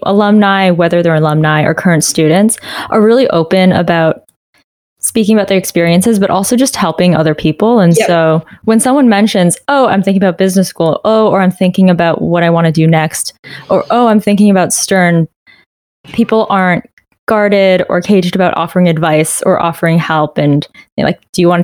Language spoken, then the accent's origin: English; Canada; moved away as an adult; also born or lived in Waterloo, Ontario; now in United States; I'm originally from Canada